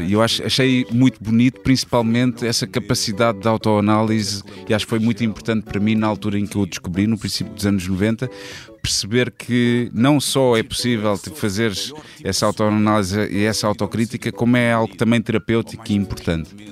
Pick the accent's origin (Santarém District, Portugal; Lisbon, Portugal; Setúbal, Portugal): Setúbal, Portugal; Almada; also born or lived in Angola; que é em Cacilhas, exatamente na rua onde eu, onde eu cresci